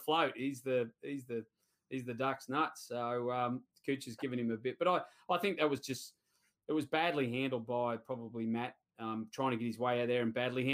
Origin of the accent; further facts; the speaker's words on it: Sydney, New South Wales, Australia; I grew up at Cumberland